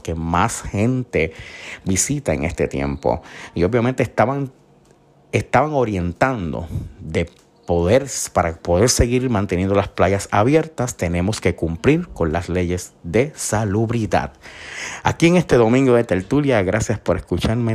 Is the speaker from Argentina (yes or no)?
no; Isabela, Puerto Rico; Yo soy del pueblo de Isabela, un pueblo costero hermoso